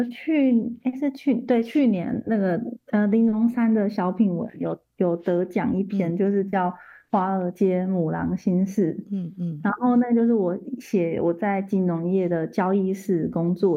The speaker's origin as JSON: {"language": "Chinese", "town": "Yuanlin", "region": "Changhua County", "country": "Taiwan", "tie": "born or raised there", "said": "因为就是一开始有提到我算是彰化人，从小在那个员林长大，"}